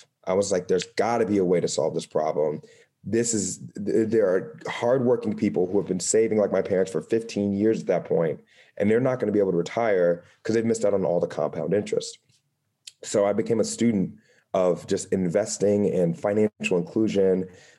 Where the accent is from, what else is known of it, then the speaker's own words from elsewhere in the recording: Dayton, Ohio, United States; So for me, I'm originally from Ohio. So a Midwestern city called Dayton, Ohio. I'm super proud of it.